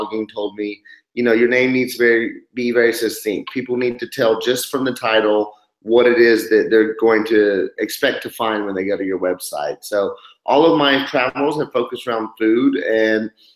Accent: Oklahoma City, Oklahoma, United States; moved away as an adult; I'm from Oklahoma City

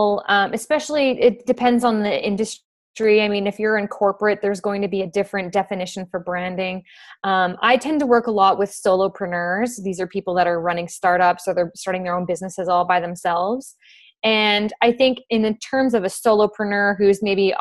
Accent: Fort McMurray, Alberta, Canada; I'm originally from Fort McMurray, Alberta

